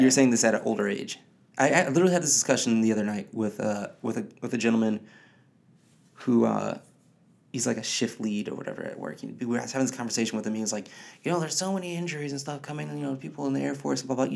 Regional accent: Detroit, Michigan, United States; I grew up in the city of Detroit, Michigan

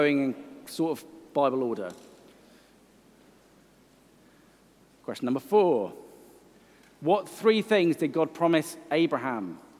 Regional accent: Welsh, Wales, United Kingdom; I'm Welsh.

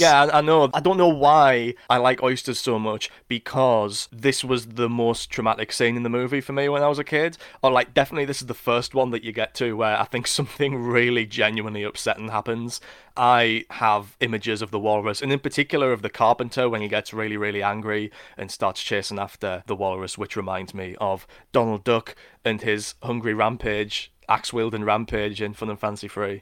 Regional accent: Sunderland, North East England, United Kingdom; inspired by the beaches of Whitburn and Seaburn, where I grew up.

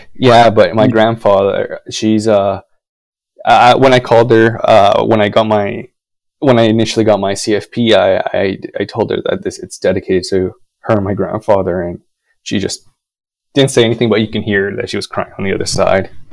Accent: Winnipeg, Manitoba, Canada; moved away; my hometown of Winnipeg

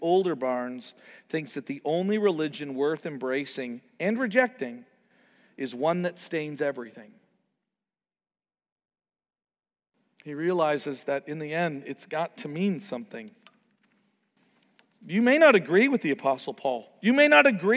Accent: Canada; I grew up in Canada

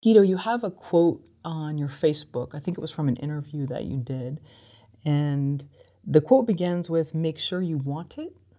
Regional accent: San Francisco, California, United States; growing up in San Francisco

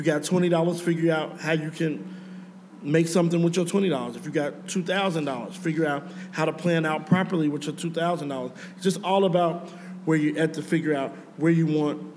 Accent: Chicago, Illinois, United States; I'm from Chicago. I came from nothing. I grew up in the worst neighborhood in the city, Inglewood.

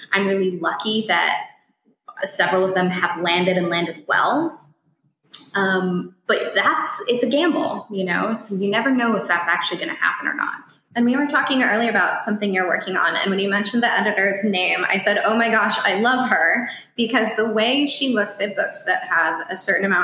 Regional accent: Colorado, United States; I'm from Colorado, and so people in a small town will often say

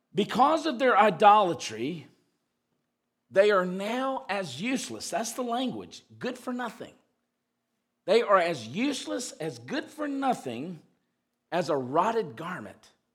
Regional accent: the South, United States; when I was growing up in the South

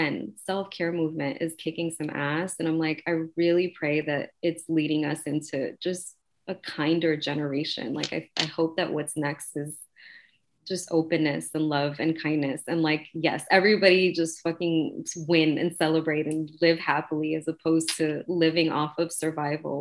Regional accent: New York City, New York, United States; I was raised in Queensbridge, I was raised in the projects.

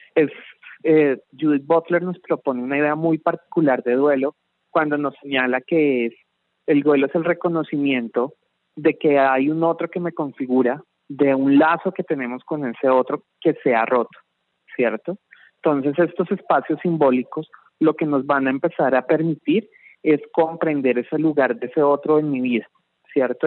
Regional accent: Colombia; lo que somos como colombianos

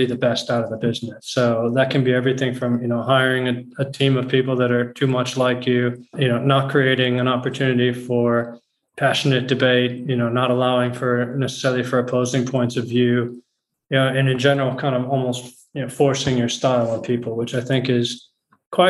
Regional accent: just outside Chicago, Illinois, United States; moved away as an adult; also born or lived in Geneva / London; now in Amsterdam, Netherlands; I was born in the US, actually, in just outside Chicago.

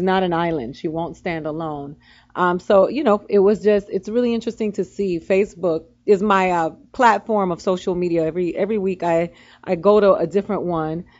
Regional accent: Miami, Florida, United States; I come from Miami where we did riot

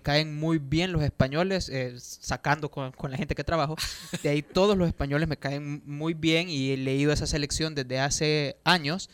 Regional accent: El Salvador; a los salvadoreños debería de importarnos

